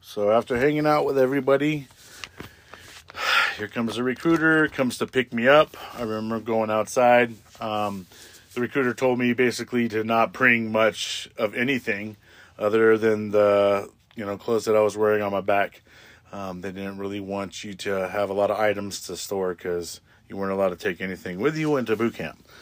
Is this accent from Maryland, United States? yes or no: no; Tatchby, California, United States; also born or lived in Palmdale, California; when I grew up in Tatchby